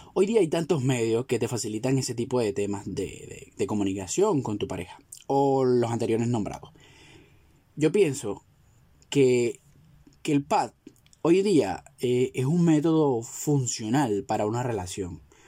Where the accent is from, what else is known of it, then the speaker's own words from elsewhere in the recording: Venezuela; somos los venezolanos